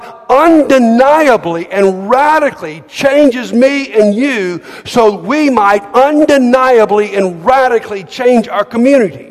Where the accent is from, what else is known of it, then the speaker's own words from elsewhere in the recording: Montgomery, Alabama, United States; I grew up in Montgomery.